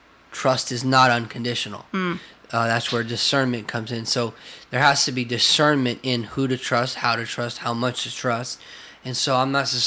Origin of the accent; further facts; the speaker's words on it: United States; being American and living in America, and I love our country.